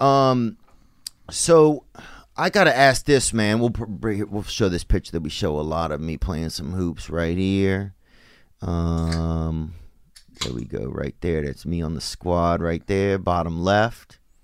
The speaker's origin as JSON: {"language": "English", "region": "Louisiana", "country": "United States", "said": "I'm from down in Louisiana"}